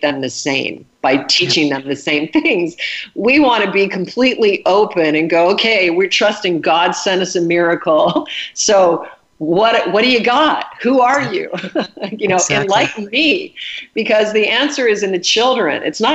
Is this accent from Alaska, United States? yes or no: yes; Alaska, United States; I was raised in Alaska, and my dad was a hunter.